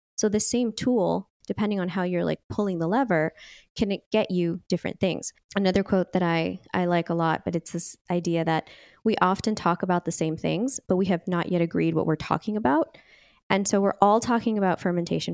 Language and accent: English; Bay Area, California, United States; also born or lived in Napa Valley; I grew up in the Bay Area as well